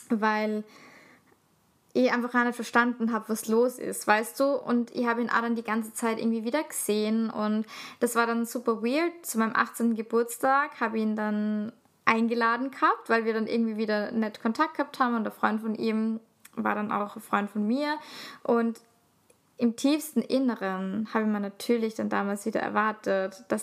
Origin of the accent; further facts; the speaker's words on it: Salzburg, Austria; Also, ich komme aus der Stadt, aber Salzburg ist halt ein Dorf.